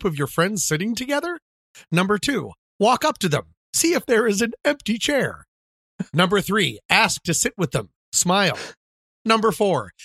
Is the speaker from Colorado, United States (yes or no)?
yes; Colorado, United States; also born or lived in Washington, D.C.; when I moved to Colorado from Washington, D.C. in the 4th grade.